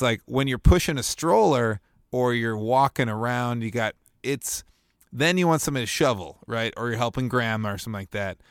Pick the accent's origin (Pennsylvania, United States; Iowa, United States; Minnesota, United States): Minnesota, United States; Bloomington; also born or lived in Winona; Bloomington, Minnesota, my hometown.